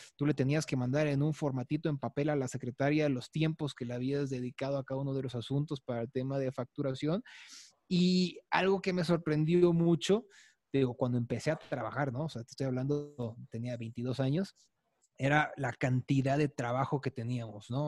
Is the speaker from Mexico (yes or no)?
yes; Chiapas, Mexico; now in Mexico City, Mexico; yo no soy de aquí del DF, yo soy de Chiapas